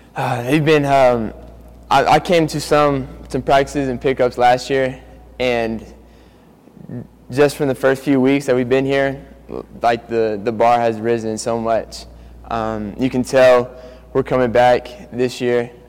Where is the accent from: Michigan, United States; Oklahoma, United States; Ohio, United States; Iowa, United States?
Oklahoma, United States; Norman; also born or lived in Lubbock, Texas; I was born in Lubbock, Texas, but I was raised here in Norman